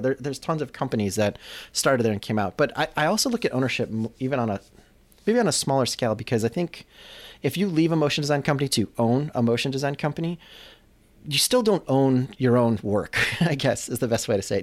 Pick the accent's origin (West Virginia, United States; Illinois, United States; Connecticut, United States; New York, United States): Illinois, United States; Chicago; moved away as an adult; also born or lived in Los Angeles; Digital Kitchen, which was my hometown kind of studio. When I left Chicago to go to L